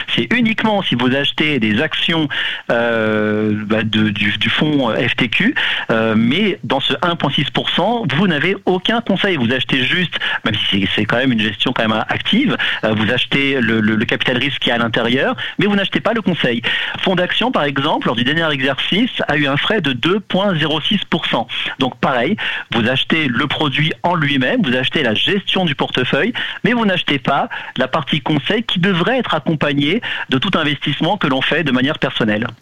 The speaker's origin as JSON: {"language": "French", "country": "France", "moved": "yes", "lives_now": "Canada", "said": "Je suis d'origine de France"}